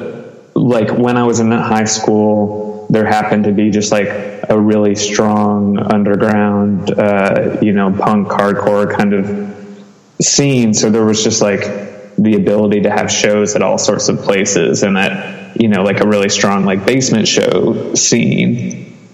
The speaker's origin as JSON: {"language": "English", "town": "Louisville", "region": "Kentucky", "country": "United States", "tie": "born or raised there", "also_born_or_lived": "Seattle", "moved": "as an adult", "said": "I was born in a different town in Kentucky, a smaller town, but moved to Louisville when I was like 4. And so that was really where I grew up until, going off to college and then moving to Seattle after"}